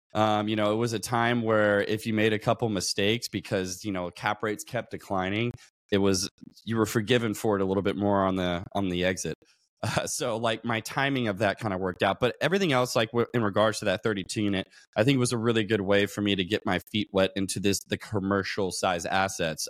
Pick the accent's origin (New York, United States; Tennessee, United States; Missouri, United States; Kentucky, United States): Kentucky, United States; Louisville; moved away as an adult; now in San Diego, United States; I grew up in Louisville, Kentucky. Um, came out to San Diego, California, where I'm at now, in about two thousand eleven, because I joined the Navy